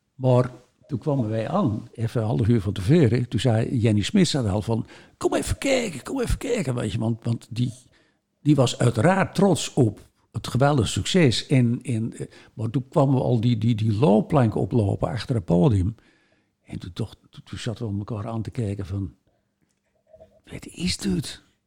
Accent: Volendam, North Holland, Netherlands; wij binnen natuurlijk als Volendammers

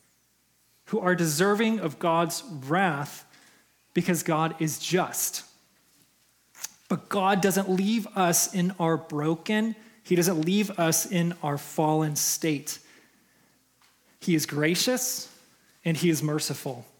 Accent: Chicago, Illinois, United States; moved away as an adult; now in Minnesota, United States; I'm from Chicago. I was born and raised in Chicago.

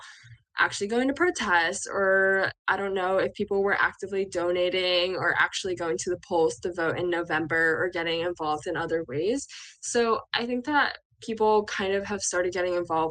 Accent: Bucks County, Pennsylvania, United States; moved away as an adult; also born or lived in Chapel Hill, North Carolina; I grew up in Bucks County, spent my entire younger life there

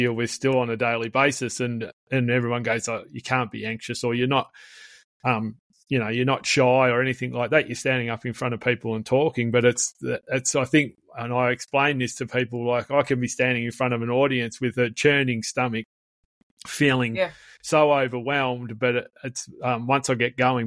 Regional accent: Melbourne, Victoria, Australia; I grew up in the eastern suburbs of Melbourne, and growing up at the foot of the Dandenongs

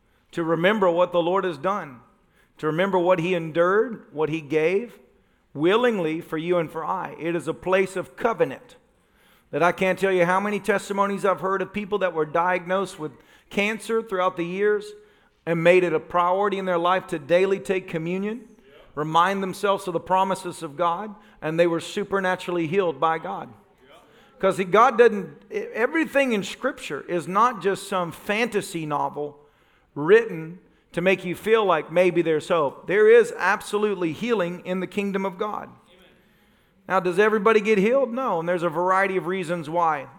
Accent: Tennessee, United States; moved away; I'm from Tennessee

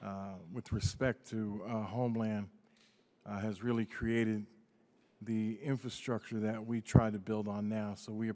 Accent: Newark, New Jersey, United States; born or raised there

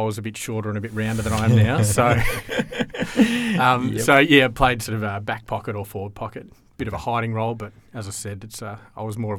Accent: Esperance, Western Australia, Australia; also born or lived in Perth; Yeah, well, I probably didn't grow up in Perth, actually. I was born in Esperance.

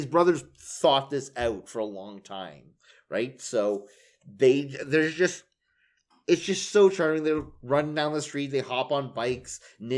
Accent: Canada; We're Canadian

